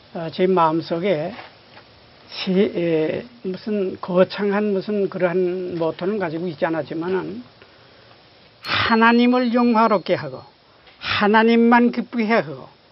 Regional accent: Sakju, North Pyongan, North Korea; also born or lived in Sonchon; now in South Korea; 우리 북한 평안북도 삭주라는 곳에서 제가 이제 자랐어요

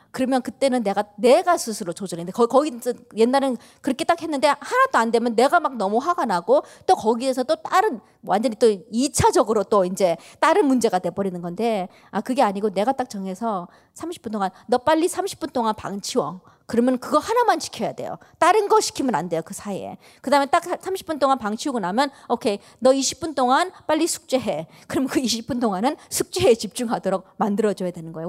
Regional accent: United States; 저도 한국 사람이지만 이제 미국에서 자랐다 보니까는

